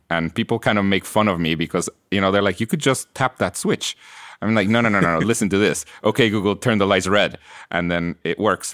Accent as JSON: {"language": "English", "country": "Guatemala", "tie": "born or raised there", "second_language": "English", "moved": "as an adult", "lives_now": "United States", "said": "I was born in Guatemala and I, I grew up there and I came to college here in the US"}